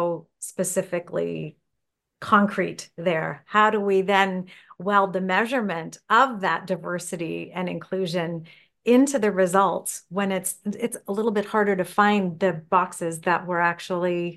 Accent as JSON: {"language": "English", "country": "Canada", "said": "I as a Canadian"}